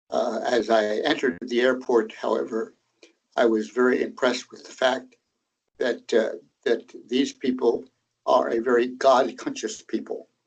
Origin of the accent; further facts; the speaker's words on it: Tanzania; I was born in Tanzania, Tanganyika, because my father and mother were pioneer Mennonite missionaries in Tanzania among a tribal group called the Zanaki.